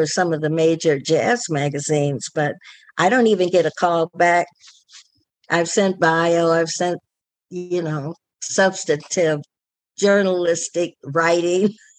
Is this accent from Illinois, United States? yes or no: no; Detroit, Michigan, United States; because I'm from Detroit